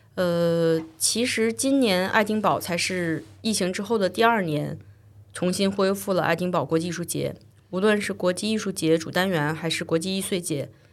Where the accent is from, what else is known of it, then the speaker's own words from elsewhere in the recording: China; now in United Kingdom; 我作为一个中国制作人，在英国生活和工作